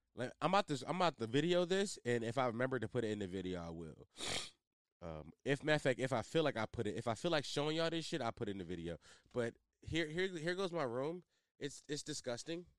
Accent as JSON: {"language": "English", "town": "Philadelphia", "region": "Pennsylvania", "country": "United States", "said": "my city, I'm from Philly"}